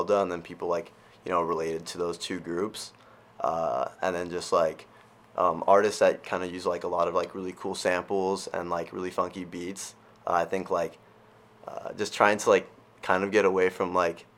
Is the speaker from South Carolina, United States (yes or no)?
no; California, United States; moved away as an adult; I'm currently a second semester junior at Bentley, and I'm from California